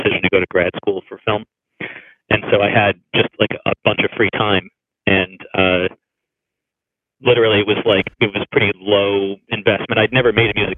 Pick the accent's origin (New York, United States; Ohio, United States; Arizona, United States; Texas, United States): Arizona, United States; Tucson; moved away as an adult; now in Los Angeles, United States; I'm from Tucson, Arizona. That's kind of where I'm from, and I was still there then